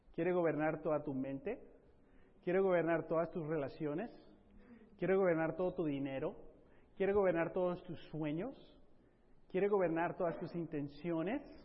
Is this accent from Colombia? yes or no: no; Mexico; now in Southern California, United States; hablándote aquí como mexicano